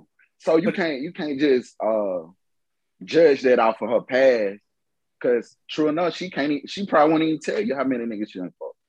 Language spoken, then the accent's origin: English; Eatonton, Georgia, United States; also born or lived in Atlanta, United States; right, so look, Larry, we grew up in Edenton, Georgia, okay?